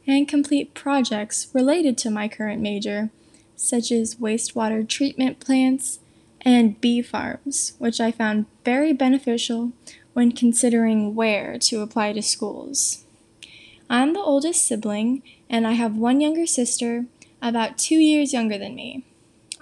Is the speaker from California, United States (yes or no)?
yes; Thousand Oaks, California, United States; moved away as an adult; now in San Diego, United States; I am originally from Thousand Oaks, California, but I decided to stay in-state for college, moving to San Diego